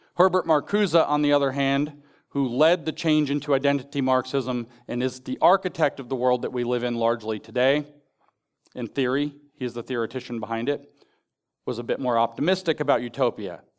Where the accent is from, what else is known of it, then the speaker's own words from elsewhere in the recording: Appalachia, United States; I'm from Appalachia.